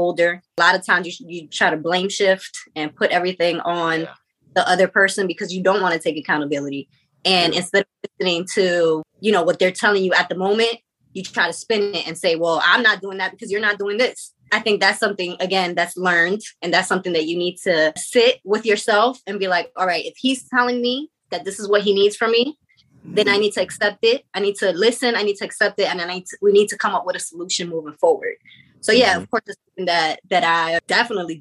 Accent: New York, United States; I'm from New York

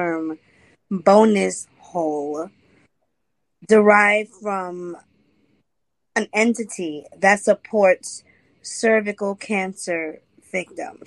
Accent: New York, United States; I'm from New York

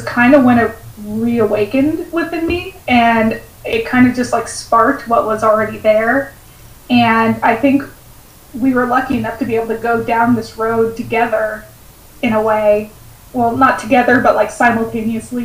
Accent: West Coast, United States; I am from the West Coast

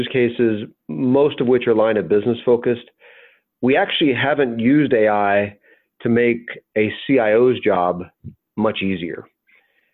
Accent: the South, United States; I grew up in the South

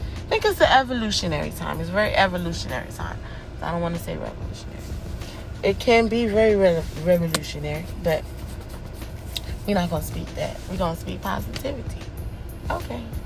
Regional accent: United States; I'm from America

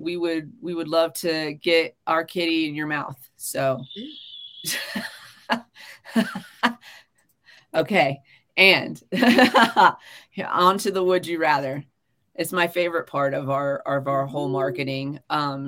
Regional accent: United States; as an American

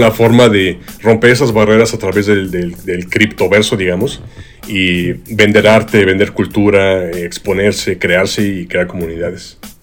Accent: Mexico; a nosotros los mexicanos

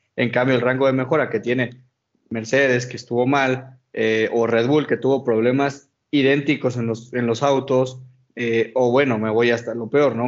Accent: Mexico; como mexicano

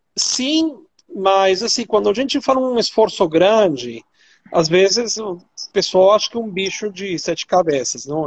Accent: Venezuela; accent: Venezuelan; Portuguese is a second language; now in Brazil; meu sotaque venezuelano

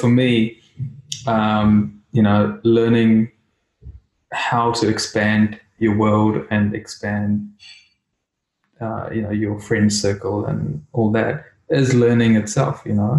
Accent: India; as a kid, you know, growing up in India, I learned different things

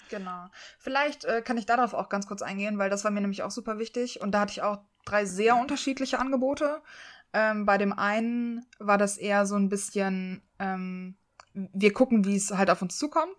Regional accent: Leverkusen, North Rhine-Westphalia, Germany; moved away; ich komme aus Leverkusen

